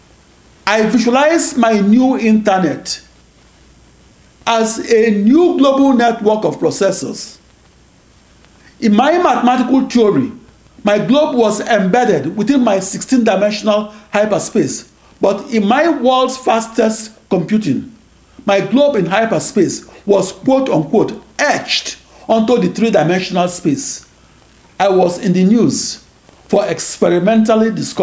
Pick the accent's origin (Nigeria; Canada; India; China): Nigeria; moved away as an adult; also born or lived in Akure, Nigeria / Sapele, Nigeria; now in United States; I was born on August 23, 1954, in Akure, in the western region of the British West African colony of Nigeria. In January 1960, and at age 5, I enrolled in first grade in St. Patrick's Primary School, Sapele, Nigeria